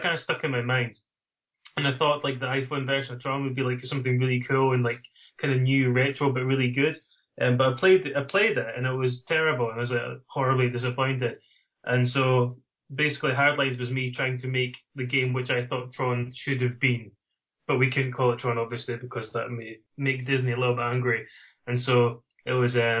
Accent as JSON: {"language": "English", "town": "Dundee", "region": "Scotland", "country": "United Kingdom", "accent": "Dundee", "said": "It's from Dundee in Scotland. Although I was, as a child, my mum said, you have to speak properly. And so it's beaten into me, and so that's why my accent isn't quite as strong as some other people from the Dundee area."}